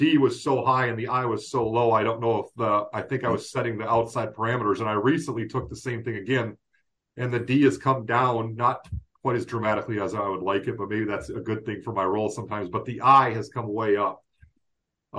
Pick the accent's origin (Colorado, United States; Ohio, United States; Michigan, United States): Michigan, United States; Detroit; Growing up in Detroit, I'm a huge Red Wings fan